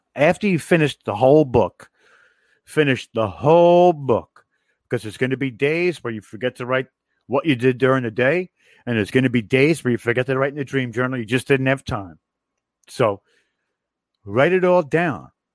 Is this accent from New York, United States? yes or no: yes; New York, United States; I'm from New York